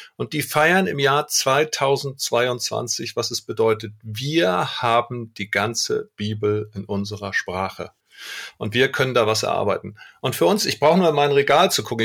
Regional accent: Germany; wir Deutschen

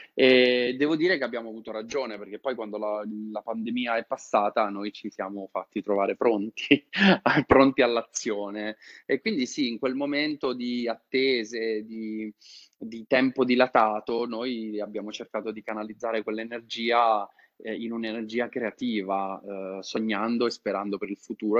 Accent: Italy; moved away as an adult; io sono italiano, vivo all'estero da tanti anni

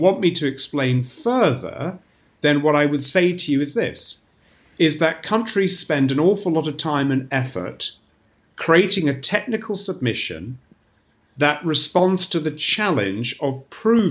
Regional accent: United Kingdom; as a British academic

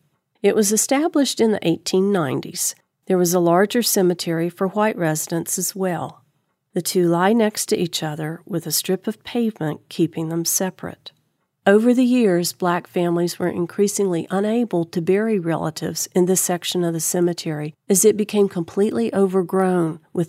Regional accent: Bluefield, Virginia, United States; I grew up in Bluefield, Virginia, across the street from the town cemetery.

